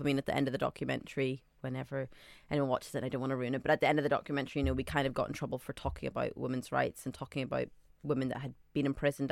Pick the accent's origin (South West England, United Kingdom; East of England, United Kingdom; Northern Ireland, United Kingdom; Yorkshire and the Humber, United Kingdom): Northern Ireland, United Kingdom; also born or lived in Saudi Arabia / Scotland; now in London, United Kingdom; I grew up in Northern Ireland, but I was born in Saudi Arabia to Sudanese parents.